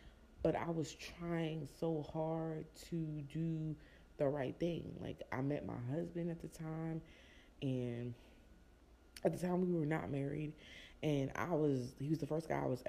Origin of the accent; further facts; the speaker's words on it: New Jersey, United States; also born or lived in Florida; I came from Jersey and I was in Florida